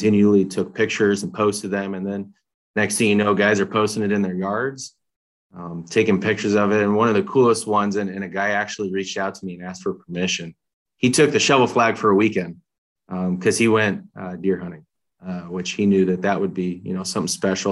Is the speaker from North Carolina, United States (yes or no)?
no; Omaha, Nebraska, United States; We grew up together in South Omaha